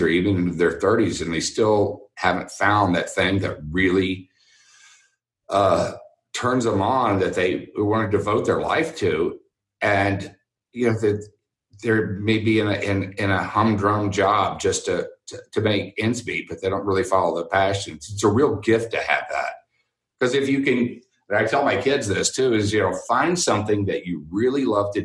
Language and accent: English; Houston, Texas, United States; I grew up in Houston